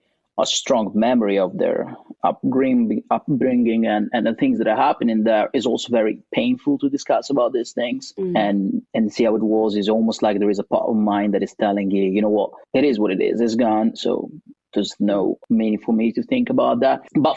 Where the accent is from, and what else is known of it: Italy; born or raised there; also born or lived in Somalia